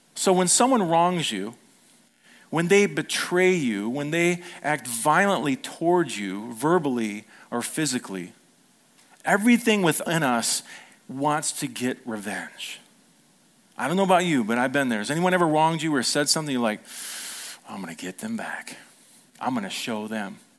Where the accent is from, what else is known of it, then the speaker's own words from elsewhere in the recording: United States; we were raised in America